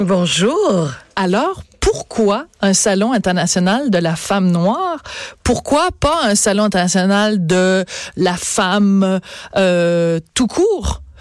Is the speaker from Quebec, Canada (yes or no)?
yes; Quebec, Canada; on est tous des Québécois